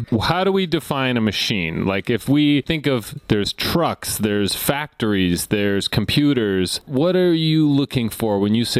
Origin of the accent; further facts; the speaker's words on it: New York City, New York, United States; now in Minnesota, United States; my hometown of New York City